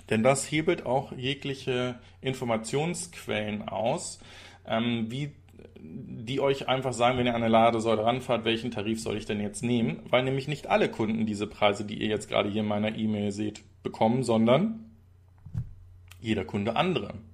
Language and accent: German; Zeven, Lower Saxony, Germany; Das könnte ja in meiner alten Heimat sein, denn auch Zeven ist nördlich von Bremen.